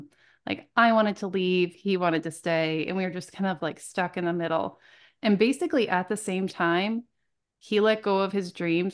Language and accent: English; Vermont, United States; moved away; also born or lived in California; I'm from Vermont.